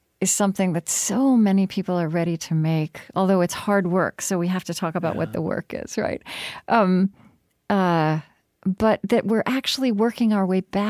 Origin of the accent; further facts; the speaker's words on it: United States; I'm American